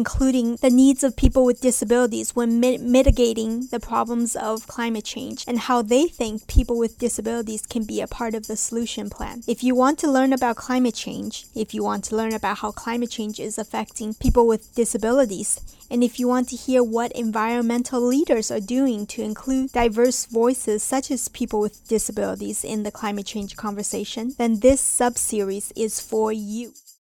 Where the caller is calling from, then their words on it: Washington, District of Columbia, United States; I'm joining you from Washington, D.C.